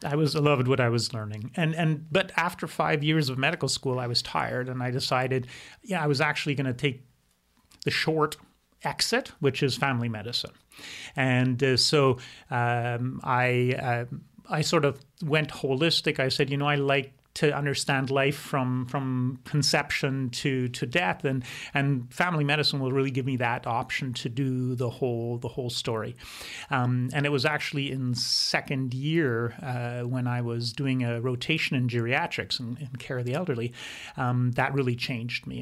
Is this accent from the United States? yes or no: no; Quebec, Canada; first language German; English is a second language; I grew up in Quebec